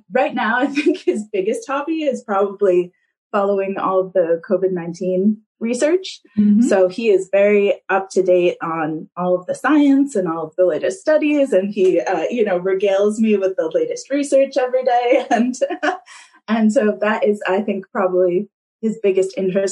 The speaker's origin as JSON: {"language": "English", "country": "United States", "moved": "yes", "lives_now": "Kapiti Coast, New Zealand", "said": "I am originally from the States, as you can hear, though sometimes a few Kiwi words come out"}